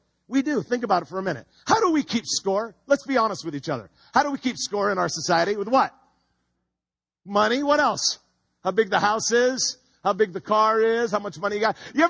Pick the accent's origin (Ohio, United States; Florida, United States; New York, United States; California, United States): California, United States; Home Gardens; I grew up in Home Gardens.